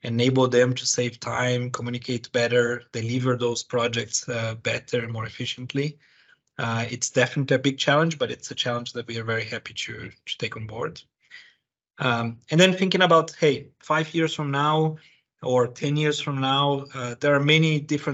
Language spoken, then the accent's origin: English; Brazil; moved away as an adult; now in United Kingdom; I was born and raised in Brazil. I have been living in the UK for 15 years.